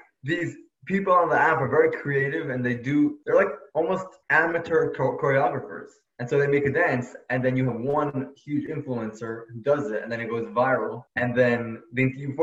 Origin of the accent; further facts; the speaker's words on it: New York City, New York, United States; now in Los Angeles, United States; I'm from Brooklyn, New York, but now I'm living in Los Angeles